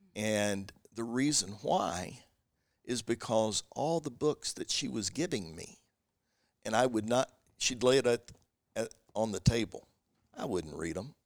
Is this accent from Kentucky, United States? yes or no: yes; Kentucky, United States; I'm from Kentucky